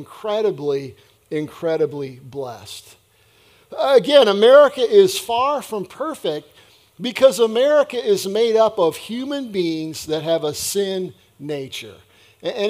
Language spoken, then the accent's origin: English; United States; my citizenship as an American